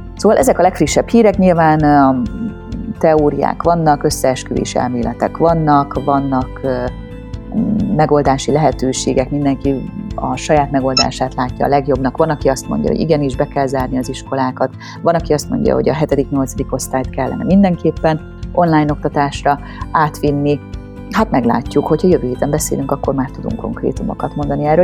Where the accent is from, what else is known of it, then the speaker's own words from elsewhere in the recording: Tokaj, Borsod-Abaúj-Zemplén, Hungary; moved away; Tokaj környékéről, ami azért fáj szívemnek, mert hogy én onnan származom